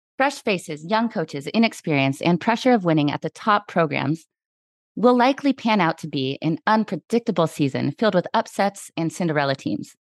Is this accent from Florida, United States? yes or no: no; Washington, United States; I'm from Washington State